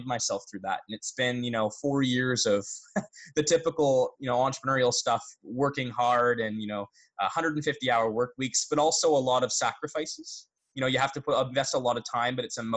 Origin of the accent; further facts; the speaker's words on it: Barrie, Ontario, Canada; I'm from Barrie, Ontario, so really close to Toronto